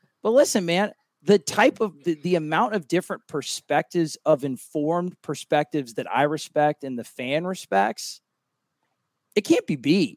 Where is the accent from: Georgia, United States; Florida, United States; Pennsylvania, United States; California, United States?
Florida, United States; Cocoa Beach; I'm from Cocoa Beach.